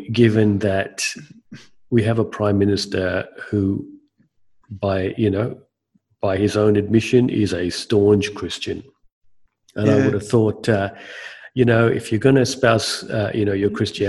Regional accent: Australia; as an Australian citizen

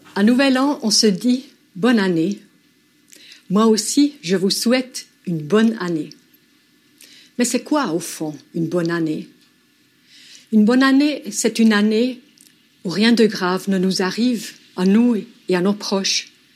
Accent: Switzerland; en tant que Suisse

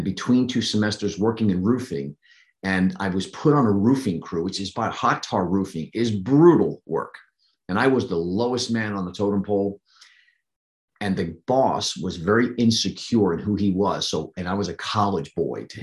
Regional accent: New Jersey, United States; moved away as an adult; also born or lived in Pennsylvania; I grew up in New Jersey. The formidable years were spent in New Jersey up until I was 20

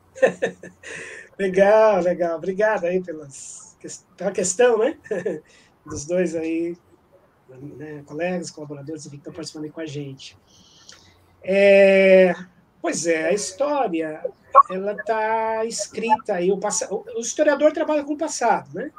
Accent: Brazil; sou brasileiro

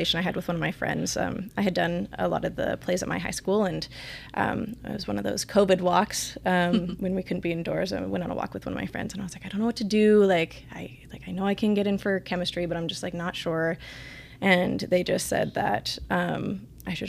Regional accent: Spruce Grove, Alberta, Canada; I grew up in Spruce Grove

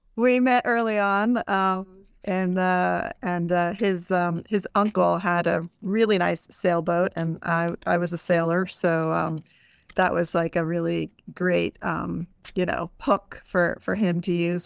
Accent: East Coast, United States; moved away as an adult; also born or lived in Puerto Rico; I grew up on the East Coast

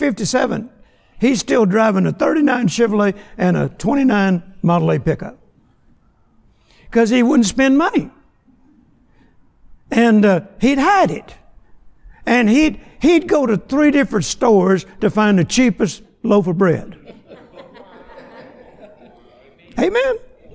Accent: Vicksburg, Mississippi, United States; I was born in Vicksburg, Mississippi on a farm that my granddad had

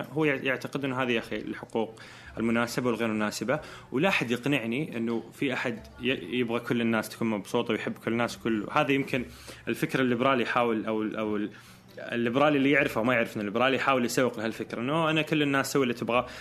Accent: Eastern Province, Saudi Arabia; moved away as an adult; now in Jeddah, Saudi Arabia; فإحنا كرجال سعوديين

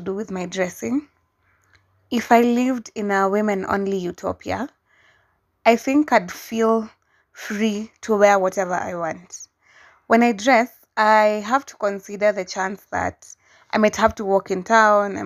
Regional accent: Kenya; my hometown, Udhaya. It's a small rural town

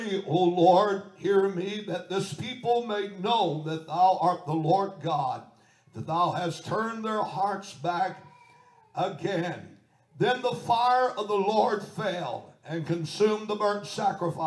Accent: United States; I'm American

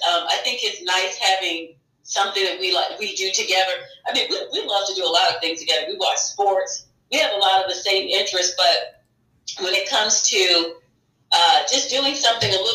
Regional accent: East Coast, United States; now in Southern California, United States; I'm from the East Coast originally.

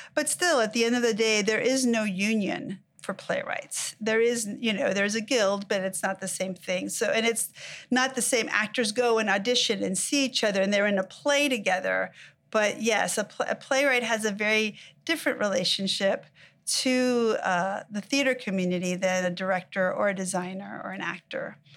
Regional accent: Mexico; now in United States; I was born in Mexico, I moved to the United States

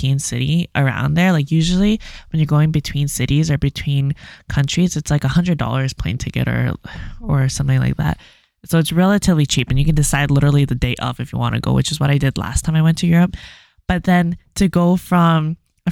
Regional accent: Canada

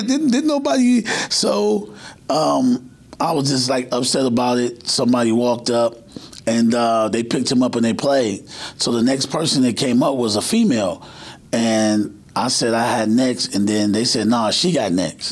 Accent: Cleveland, Ohio, United States; I'm from Cleveland

